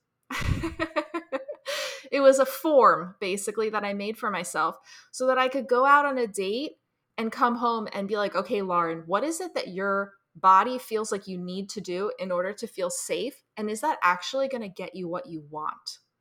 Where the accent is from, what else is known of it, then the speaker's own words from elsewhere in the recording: New Jersey, United States; I'm from New Jersey. I grew up here